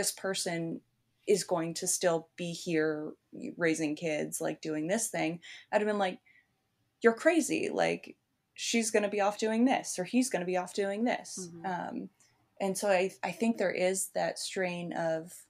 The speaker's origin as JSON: {"language": "English", "region": "Midwest", "country": "United States", "said": "all of us are from the Midwest"}